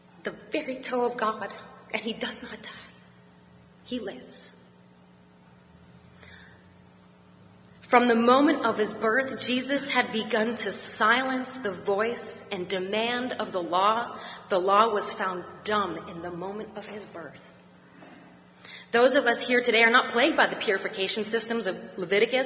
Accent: Pittsburgh, Pennsylvania, United States; I'm from Pittsburgh

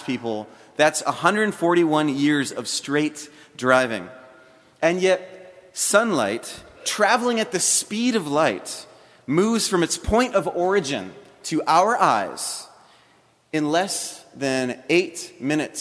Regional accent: Hawaii, United States; also born or lived in South Florida; now in Alabama, United States; I'm not a native of South Florida. I'm actually a native of Hawaii

